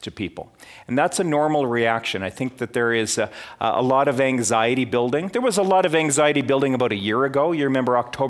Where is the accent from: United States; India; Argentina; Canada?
Canada; Edmonton, Alberta; now in Calgary, Canada; Edmonton is my hometown